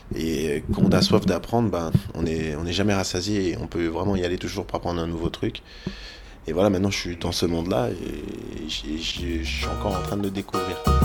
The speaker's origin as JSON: {"language": "French", "country": "France", "said": "je suis français"}